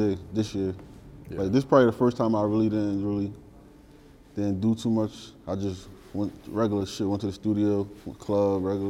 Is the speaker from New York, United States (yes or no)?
yes; New York City, New York, United States; Like, I can say I'm from 165 in Nelson, but I say I'm from Highbury.